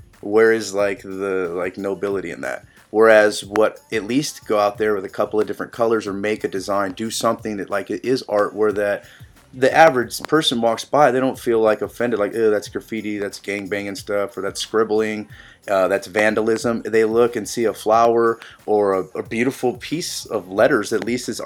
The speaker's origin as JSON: {"language": "English", "town": "San Jose", "region": "California", "country": "United States", "tie": "born or raised there", "also_born_or_lived": "La Selva Beach, California", "moved": "as an adult", "lives_now": "Athens, Ohio, United States", "said": "I was born in La Selva Beach, which is like right next to Santa Cruz. My dad delivered me at home. They just smoked a joint, did it the real way. And then most of my life has been in like San Jose, Silicon Valley, San Francisco Bay Area."}